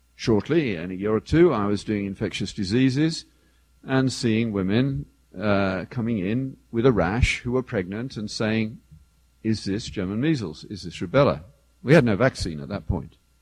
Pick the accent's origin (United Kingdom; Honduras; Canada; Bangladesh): United Kingdom; the British equivalent of Detroit, England; I grew up in the British equivalent of Detroit